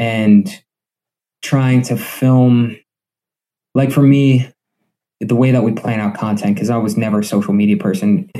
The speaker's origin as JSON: {"language": "English", "town": "Scranton", "region": "Pennsylvania", "country": "United States", "tie": "born or raised there", "also_born_or_lived": "New York City", "said": "I grew up in West Granton my whole life. I went to West Granton High School"}